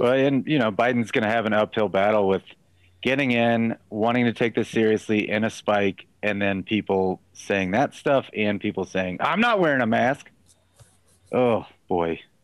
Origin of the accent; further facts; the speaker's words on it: Texas, United States; moved away; also born or lived in Los Angeles; I also am from Texas